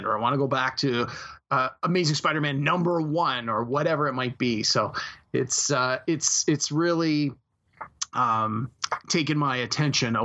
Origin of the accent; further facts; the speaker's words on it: Canada; as a Canadian